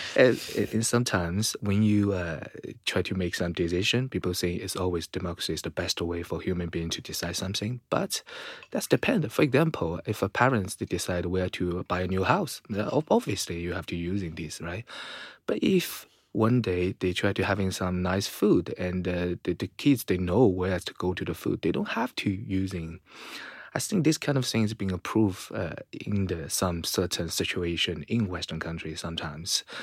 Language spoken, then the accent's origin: English; Shanghai, China; my hometown in Shanghai